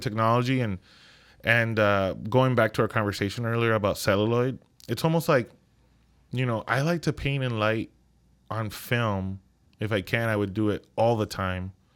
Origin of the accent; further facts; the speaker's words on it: Ponce, Puerto Rico; moved away as an adult; also born or lived in New York; growing up in Puerto Rico, it was a beautiful childhood